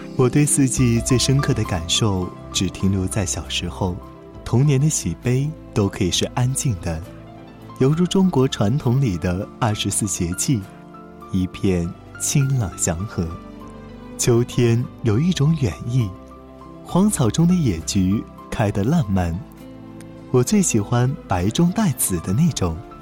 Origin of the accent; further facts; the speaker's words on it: southern China, China; 我出生在南方，也是在南方长大